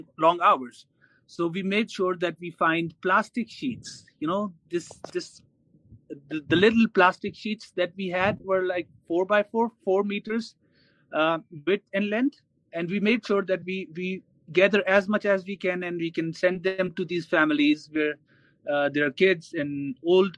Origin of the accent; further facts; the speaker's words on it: Sobatpur, Pakistan; I come from Sobatpur